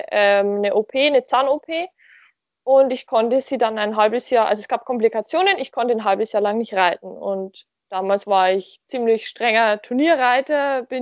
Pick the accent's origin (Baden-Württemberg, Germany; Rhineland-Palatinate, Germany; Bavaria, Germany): Bavaria, Germany; Ich bin 19 Jahre alt noch ähm, und komme aus Bayern, wohne zwischen Nürnberg und Regensburg.